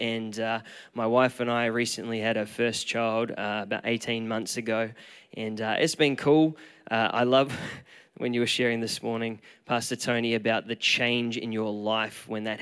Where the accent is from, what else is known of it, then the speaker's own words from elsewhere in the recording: Queensland, Australia; moved away as an adult; now in Auckland, New Zealand; I am a proud Aussie. I was born and raised in Queensland, and about 8 years ago, my wife and I moved to Auckland